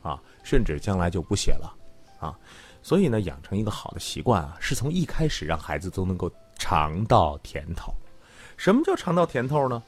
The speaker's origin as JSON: {"language": "Chinese", "area": "Greater Khingan region, near Mohe", "region": "Heilongjiang", "country": "China", "tie": "born or raised there", "moved": "yes", "said": "那老家非常远，在大兴安岭地区，离漠河，也就是北极村很近的，在大兴安岭地区里边儿，那个火车开到塔河，哎呦。过去是一个林场。"}